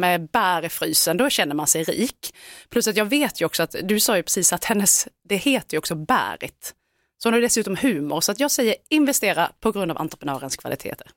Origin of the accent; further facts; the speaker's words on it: Älmhult, Kronoberg County, Sweden; jag kommer ju från Älmhult där Ingvar Kamprad var den stora mannen.